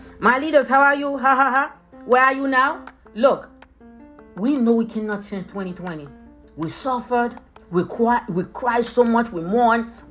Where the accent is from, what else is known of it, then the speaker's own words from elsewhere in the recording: Haiti; accent: Haitian; now in United States; my Haitian accent